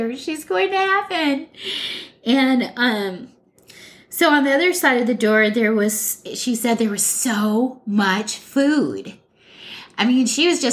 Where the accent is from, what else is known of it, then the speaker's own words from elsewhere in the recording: Hawaii, United States; moved away; We all were born and raised in Hawaii, and we came to the mainland in the 70s, late 60s, early 70s